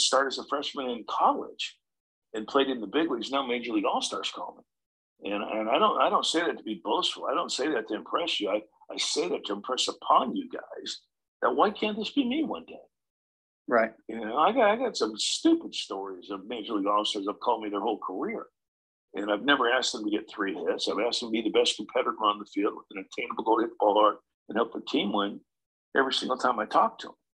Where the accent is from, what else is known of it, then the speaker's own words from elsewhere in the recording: Huntington Beach, California, United States; I'm from Huntington Beach, California. Went to Marina High School